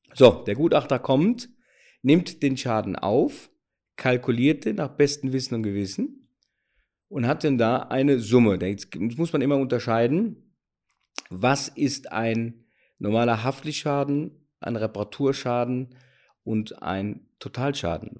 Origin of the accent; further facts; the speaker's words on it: Cologne, North Rhine-Westphalia, Germany; accent: Cologne dialect; Wie so gut vom, vom, vom Dialekt hören, komme ich aus Köln.